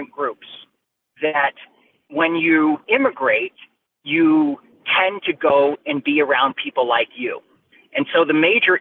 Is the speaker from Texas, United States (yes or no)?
yes; Houston, Texas, United States; my background is I grew up in Houston, Texas